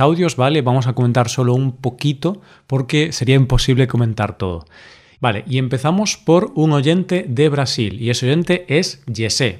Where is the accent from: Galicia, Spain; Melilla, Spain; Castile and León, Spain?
Galicia, Spain; yo soy de Galicia, vivo aquí, he vivido toda mi vida aquí